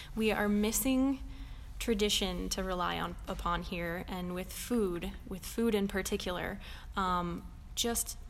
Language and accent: English; Indiana, United States; moved away; I'm from Indiana